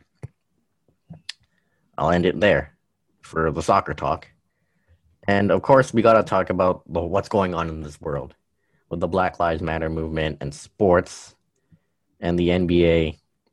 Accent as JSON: {"language": "English", "country": "Canada", "said": "as a Canadian"}